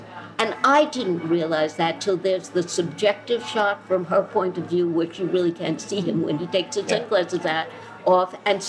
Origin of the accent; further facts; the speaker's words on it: United States; I don't like to regard myself as American these days either.